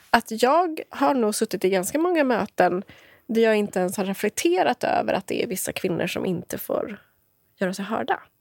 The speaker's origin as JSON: {"language": "Swedish", "town": "Motala", "region": "Östergötland", "country": "Sweden", "tie": "born or raised there", "also_born_or_lived": "Stockholm", "moved": "as an adult", "said": "Jag bodde i Motala där jag är uppvuxen"}